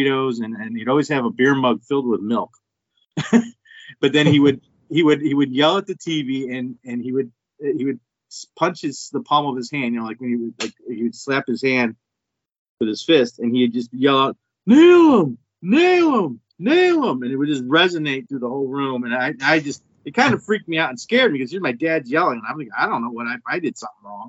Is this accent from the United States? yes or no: yes; Twinsburg, Ohio, United States; I grew up in Twinsburg